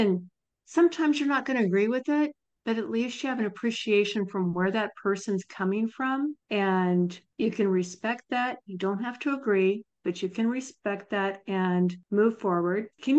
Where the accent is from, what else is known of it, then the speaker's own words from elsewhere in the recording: Nebraska, United States; I'm from Nebraska, and I don't remember seeing the Mouseketeers, but I was from a very small town.